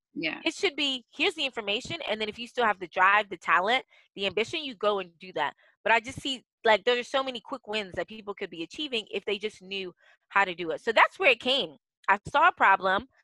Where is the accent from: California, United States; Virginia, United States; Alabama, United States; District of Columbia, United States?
District of Columbia, United States; D.C.; moved away as an adult; also born or lived in Africa; I'm the best daughter of Ghanaian immigrants who moved to the United States. So I grew up outside of Washington, D.C. Yeah born and raised